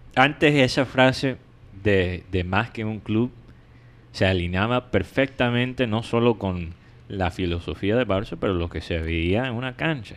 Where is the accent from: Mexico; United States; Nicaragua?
United States; now in Colombia; yo siendo gringo